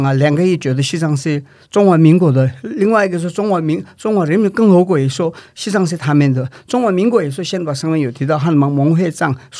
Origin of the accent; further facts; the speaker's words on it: India; born there; 因为对我们来讲没有差的原因是说，我在印度出生，